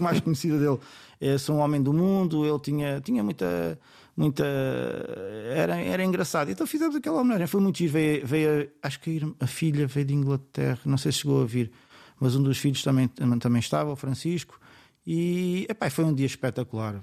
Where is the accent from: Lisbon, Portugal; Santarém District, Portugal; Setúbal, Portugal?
Setúbal, Portugal